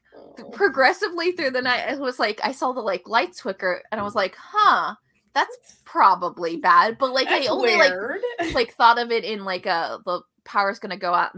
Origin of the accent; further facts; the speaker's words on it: Florida, United States; moved away; I'm from Florida